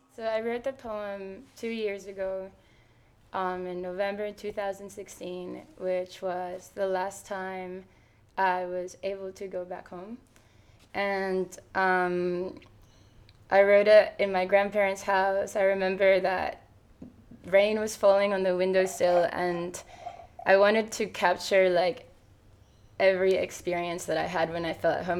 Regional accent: Venezuela; now in Sydney, Australia; my hometown

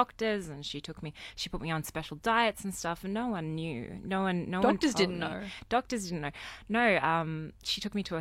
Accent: Sydney, New South Wales, Australia; I grew up in southwest Sydney. I grew up in Leppington

